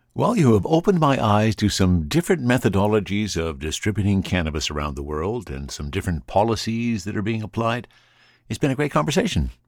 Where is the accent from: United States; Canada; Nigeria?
Canada; the Kootenays, British Columbia; moved away; I am originally from the Kootenays